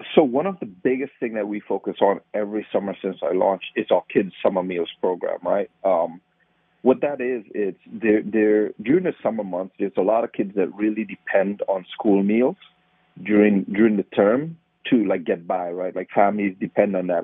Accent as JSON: {"language": "English", "country": "Trinidad & Tobago", "tie": "born or raised there", "also_born_or_lived": "Baltimore, United States", "moved": "as an adult", "lives_now": "United States", "said": "I grew up in Trinidad. I, I grew up around the sugarcane fields."}